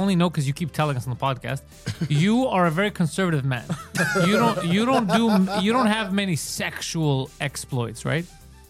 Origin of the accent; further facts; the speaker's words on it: Canada; as a Canadian.